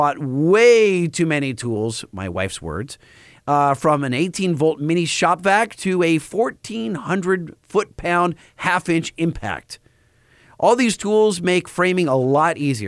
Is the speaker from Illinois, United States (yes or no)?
no; Long Beach, California, United States; I'd say Long Beach